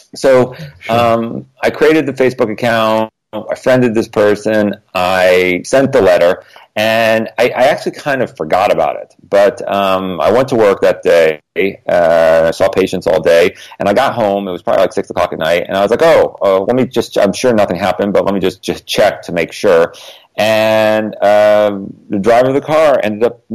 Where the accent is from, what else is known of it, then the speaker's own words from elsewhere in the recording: Connecticut, United States; now in Los Angeles, United States; I grew up in Connecticut